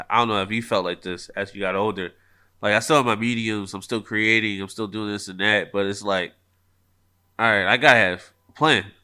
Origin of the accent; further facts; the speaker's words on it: Philadelphia, Pennsylvania, United States; I am from Philly